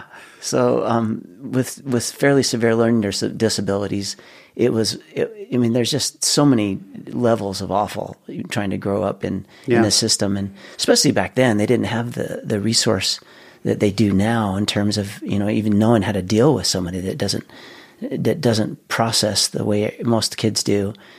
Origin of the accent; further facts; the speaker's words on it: West Layton, Utah, United States; also born or lived in Ogden; I was born in Ogden, native Ogden, Utah, raised on a dairy farm in West Layton. We had a 350-cow dairy farm growing up.